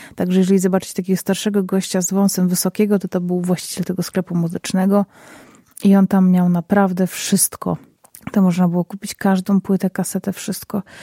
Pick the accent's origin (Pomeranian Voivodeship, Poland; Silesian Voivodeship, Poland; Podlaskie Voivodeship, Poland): Silesian Voivodeship, Poland; Zabrze; moje rodzinne miasto, czyli Zabrze. Jedno z większych miast na Śląsku, na Górnym Śląsku.